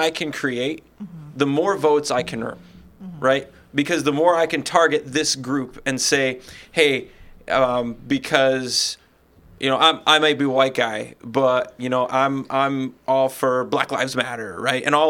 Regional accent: United States

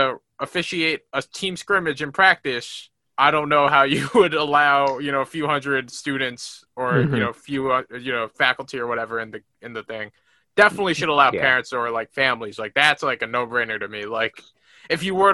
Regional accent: New York, United States; I'm from New York

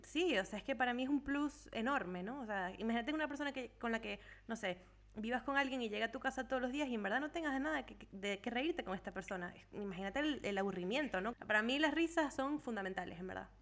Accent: Venezuela; now in Europe; todos somos de Venezuela

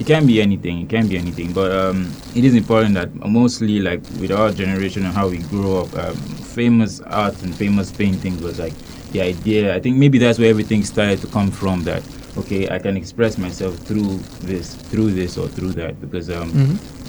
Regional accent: Nigeria; moved away as an adult; now in Hungary; I'm from Nigeria

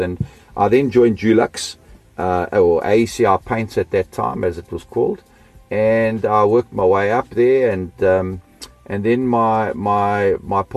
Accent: South Africa; also born or lived in Austria / Melbourne, Australia; we immigrated from Australia to South Africa in 1970. And I've been here ever since

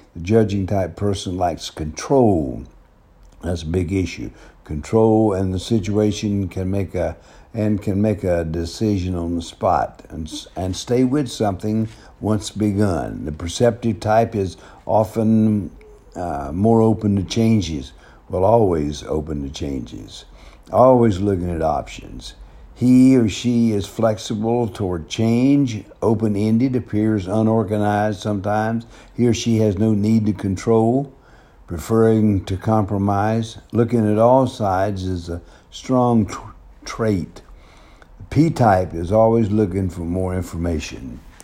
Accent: the South, United States; accent: southern; moved away; also born or lived in Denver; my southern accent

